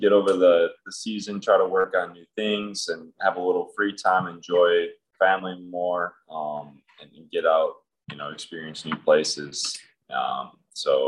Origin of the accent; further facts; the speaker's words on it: south suburbs of Chicago, Illinois, United States; I grew up in a place just south of Chicago in the suburbs